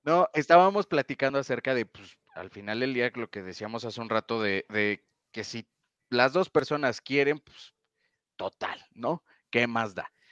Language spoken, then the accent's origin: Spanish; Mexico; aquí en México